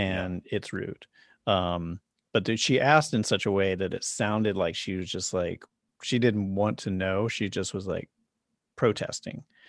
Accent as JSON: {"language": "English", "town": "Charlotte", "region": "North Carolina", "country": "United States", "tie": "born or raised there", "also_born_or_lived": "New York", "moved": "as an adult", "lives_now": "Los Angeles, United States", "said": "I grew up in Charlotte, North Carolina, and I left there when I was about seventeen? No. No, I left there when I was in my twenties"}